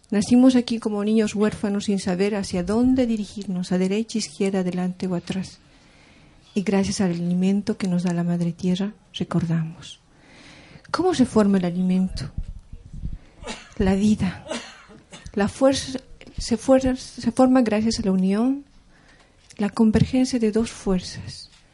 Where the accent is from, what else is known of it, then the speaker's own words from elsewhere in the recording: Taraco, La Paz, Bolivia; Yo vengo desde Bolivia, de a orillas de la Titicaca, de la comunidad de Taraco, que está en Tiahuanaco, eh, comunidad aymara